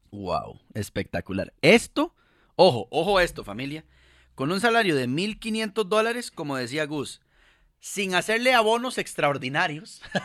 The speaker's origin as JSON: {"language": "Spanish", "country": "Costa Rica", "said": "somos dos costarricenses, tanto Mari como yo"}